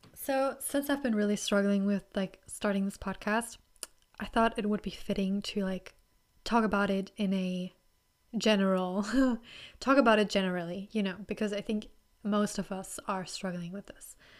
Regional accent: Germany; accent: German; English is a second language; I'm from Germany

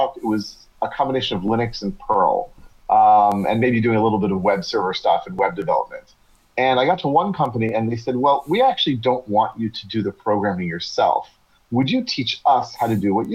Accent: United States; first language English; moved away as an adult; now in Israel; I'm originally from the U.S.

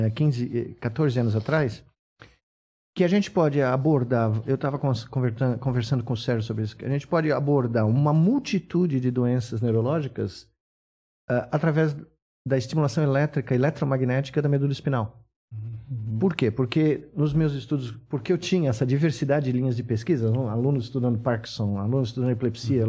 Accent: São Paulo, Brazil; Eu não nasci em Minas Gerais, mas eu nasci aqui, na Bela Vista

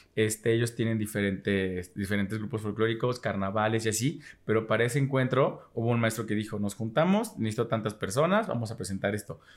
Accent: Mexico; soy mexicana

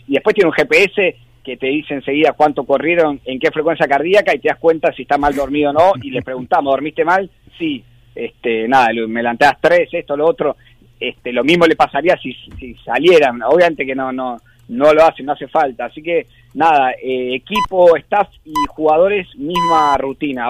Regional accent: Argentina

